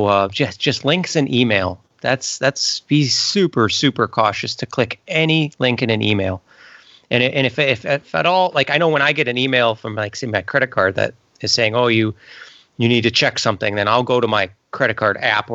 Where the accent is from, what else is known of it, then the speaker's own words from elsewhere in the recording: Illinois, United States; I was met someone from Wisconsin who called me an FIB.